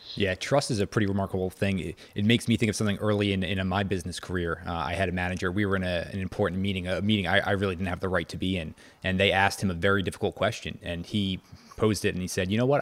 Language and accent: English; just outside of Princeton, New Jersey, United States; also born or lived in North Carolina; I grew up just outside of Princeton